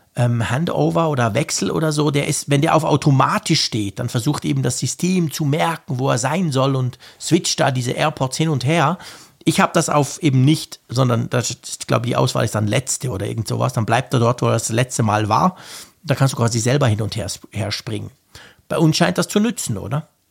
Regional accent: Switzerland; Bei uns in der Schweiz

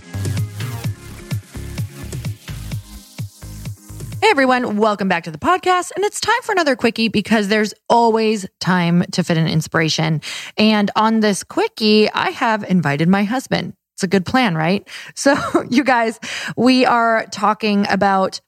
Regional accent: Midwest, United States; I'm from the Midwest

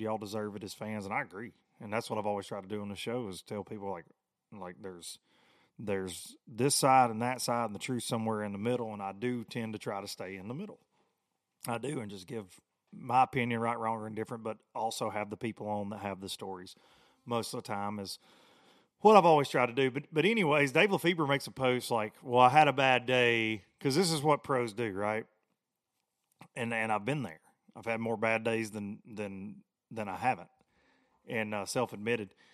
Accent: United States; I grew up on the Tennessee River

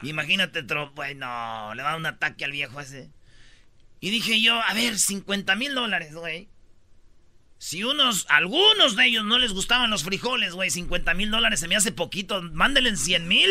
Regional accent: Jiquilpan, Michoacán, Mexico; moved away; Allá en mi pueblo, en Jiquilpan

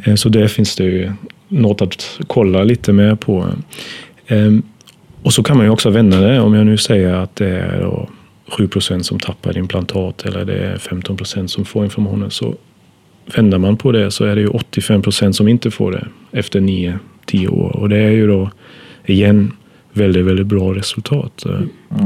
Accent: Germany; Swedish is a second language; moved away as an adult; now in Sweden; så kommer jag från Tyskland urs ursprungligen

